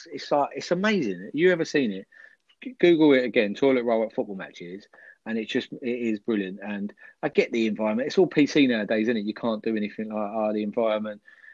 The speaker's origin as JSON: {"language": "English", "area": "Essex", "region": "East of England", "country": "United Kingdom", "moved": "yes", "said": "I'm Essex, and I'm from Essex originally, so I can't pronounce him words."}